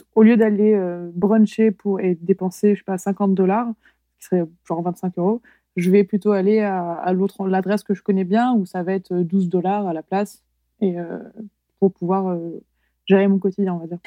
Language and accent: French; Loir-et-Cher, Centre-Val de Loire, France; also born or lived in Paris; now in Queenstown, New Zealand; j'ai grandi dans le Loir-et-Cher